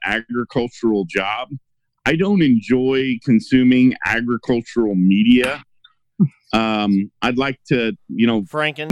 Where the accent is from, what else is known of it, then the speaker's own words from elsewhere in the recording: Illinois, United States; I'm from Illinois, but I'm close enough to Missouri